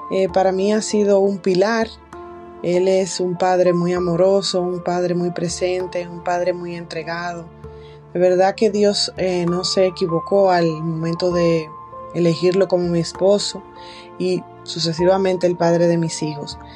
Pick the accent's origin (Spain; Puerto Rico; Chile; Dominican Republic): Dominican Republic; soy de República Dominicana.